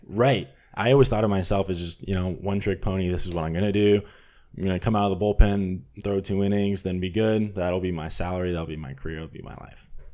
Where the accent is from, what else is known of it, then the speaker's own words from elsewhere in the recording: Burbank, California, United States; I'm from Burbank, California